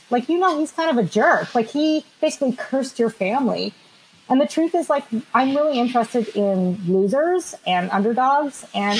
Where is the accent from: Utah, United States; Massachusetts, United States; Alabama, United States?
Massachusetts, United States; Boston; born there; Hey, I was born in Boston, so if I want to talk trash about Earp, I'm just kidding.